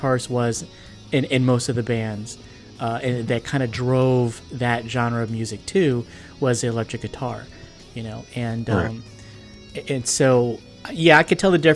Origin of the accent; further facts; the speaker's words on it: New Jersey, United States; we up in North Jersey, we call them hair bears